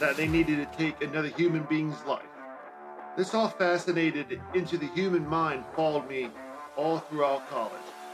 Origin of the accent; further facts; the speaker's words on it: Central Pennsylvania, United States; Growing up in Central PA, I was that one kid that always had a book in his hand